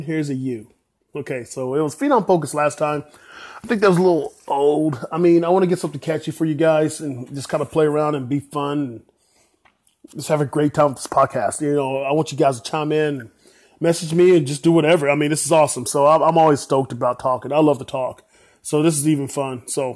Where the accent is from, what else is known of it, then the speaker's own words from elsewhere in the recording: Texas, United States; also born or lived in Plano, Texas; I'm from Texas, so here in Dallas, Texas, well, the suburbs of Plano, so I live in Plano, Texas